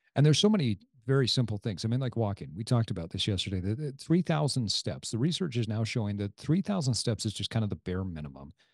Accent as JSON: {"language": "English", "town": "Sandy", "region": "Utah", "country": "United States", "tie": "born or raised there", "said": "my hometown of Sandy, Utah"}